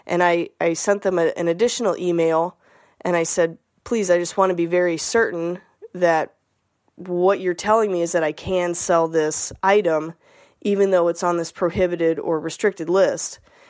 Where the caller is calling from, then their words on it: Toledo, Ohio, United States; Hi, Scott. … I'm from Toledo, Ohio.